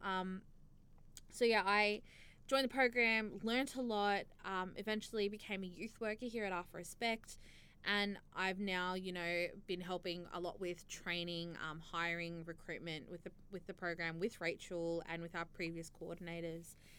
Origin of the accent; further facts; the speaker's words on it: Australia; an Australian born um, young Muslim